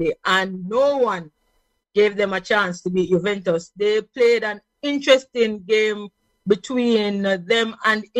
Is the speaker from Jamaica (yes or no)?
yes; Jamaica; I'm a Jamaican